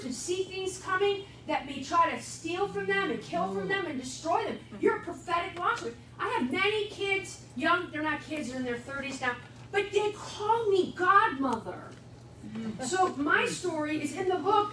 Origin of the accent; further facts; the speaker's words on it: Wheaton, Illinois, United States; in my bedroom. At 829 North President, Wheaton, Illinois